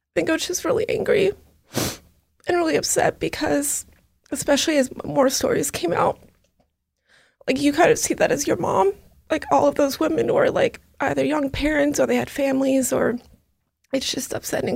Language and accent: English; Los Angeles, California, United States; I was born and raised in L A.